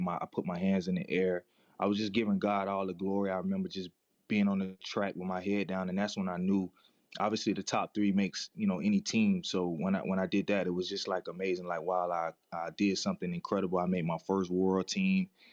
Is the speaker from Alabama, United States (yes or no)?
no; Daytona Beach, Florida, United States; growing up in Daytona